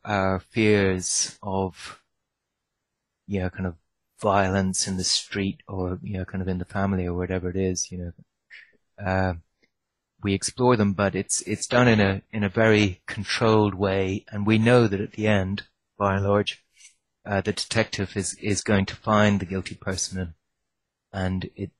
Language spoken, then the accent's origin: English; Ireland; When I grew up in Ireland